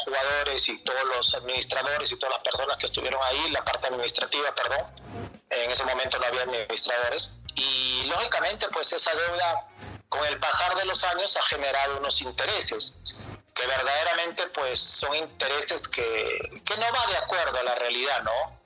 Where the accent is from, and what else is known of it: Mexico; moved away as an adult; also born or lived in Peru